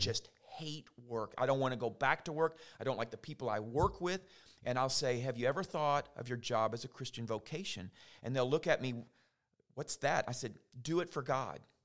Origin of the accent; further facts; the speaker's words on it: St. Matthews, Kentucky, United States; moved away as an adult; now in LaGrange, United States; I grew up actually in St. Matthews, Kentucky, but I kind of feel like I'm from LaGrange now after 22 years.